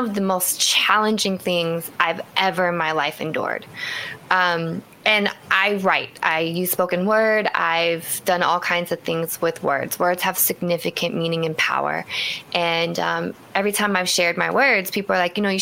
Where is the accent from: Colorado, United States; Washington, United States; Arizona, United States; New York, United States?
Washington, United States; Seattle; moved away as an adult; also born or lived in East Coast; I grew up in Seattle, relocated to the East Coast and came back home a few years ago.